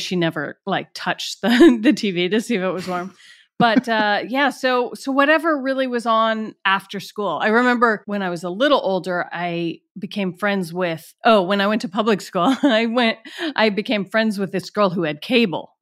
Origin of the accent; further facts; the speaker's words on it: Atlanta, Georgia, United States; moved away; also born or lived in Washington, D.C.; my hometown is Atlanta